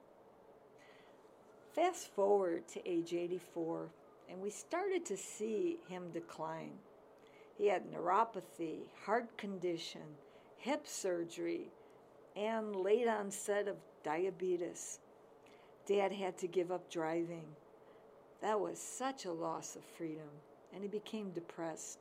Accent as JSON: {"language": "English", "town": "Chicago", "region": "Illinois", "country": "United States", "tie": "born or raised there", "moved": "yes", "lives_now": "Oak Park, United States", "said": "I grew up in Chicago in the 50s"}